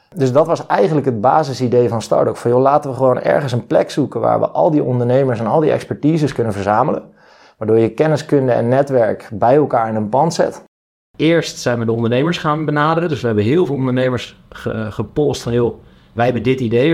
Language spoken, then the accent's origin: Dutch; Leimuiden, South Holland, Netherlands; waar ik ben geboren in Leimuiden. Daar woont zij nog altijd, in datzelfde huis